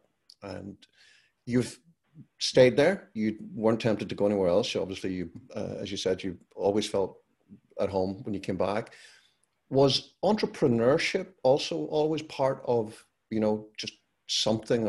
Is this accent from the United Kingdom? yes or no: yes; Northern Ireland, United Kingdom; moved away as an adult; also born or lived in London; I grew up in Northern Ireland, and during the 30 years that I was there